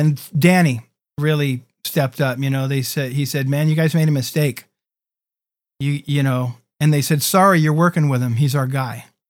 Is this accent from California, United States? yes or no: yes; San Diego, California, United States; also born or lived in Los Angeles; who I grew up in San Diego